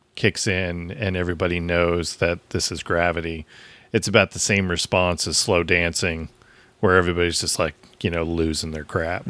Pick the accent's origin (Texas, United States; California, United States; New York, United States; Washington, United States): Washington, United States; Seattle; we grew up in the Seattle area